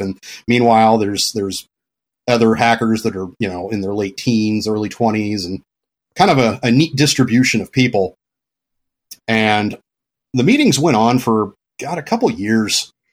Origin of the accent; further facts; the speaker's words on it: California, United States; moved away as an adult; also born or lived in Florida / Pacific Northwest; when I was a little kid, my parents moved to California. And then I was in California until my early twenties